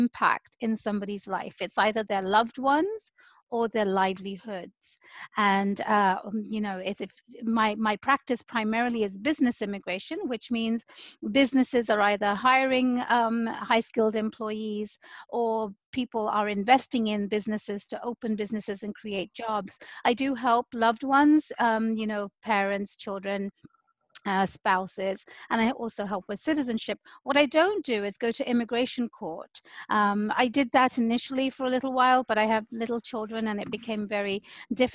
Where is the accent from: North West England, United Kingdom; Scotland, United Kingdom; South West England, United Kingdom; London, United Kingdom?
London, United Kingdom; moved away as an adult; now in Seattle, United States; I was born and raised in the UK, London